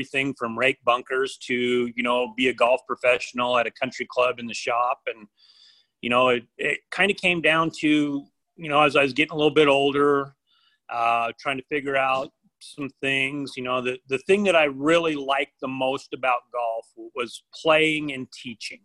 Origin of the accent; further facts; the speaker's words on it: Idaho, United States; I grew up in Idaho.